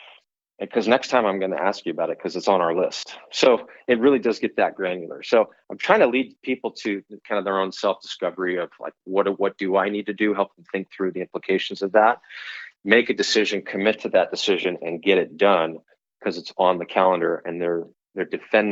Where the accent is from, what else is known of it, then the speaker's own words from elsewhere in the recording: California, United States; And that might surprise you if you knew that I came from California, because people tend to think of that as a much more red tape state.